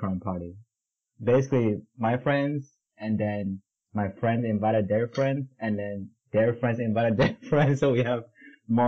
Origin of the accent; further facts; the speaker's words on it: Indonesia; moved away; growing up in Indonesia back then